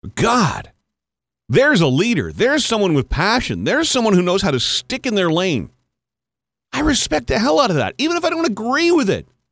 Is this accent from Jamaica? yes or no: no; Canada; the year that I was in kindergarten was the first year that French immersion was even offered in Canada